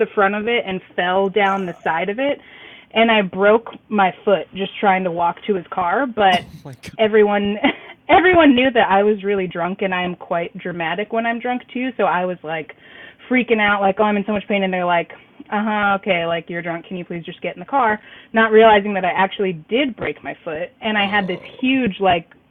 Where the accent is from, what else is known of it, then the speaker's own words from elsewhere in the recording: southeast Kansas, United States; now in Missouri, United States; everyone around here, they call it like the SEK area, southeast Kansas